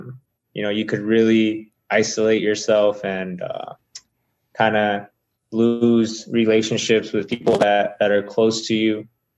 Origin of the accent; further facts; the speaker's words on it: Salinas, California, United States; first language Spanish; now in New Mexico, United States; Spanish was my first language, and it just feels like a little bit of Salinas here in New Mexico.